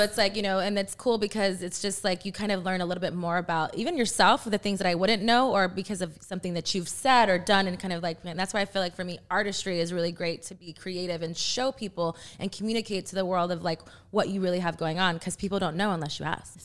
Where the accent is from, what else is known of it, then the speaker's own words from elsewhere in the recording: Texas, United States; I'm from Texas